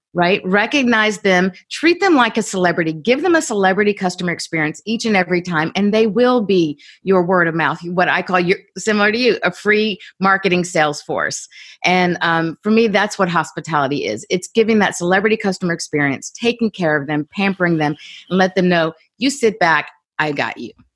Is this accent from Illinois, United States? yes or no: no; Columbus, Georgia, United States; I grew up in Columbus, Georgia, pretty small town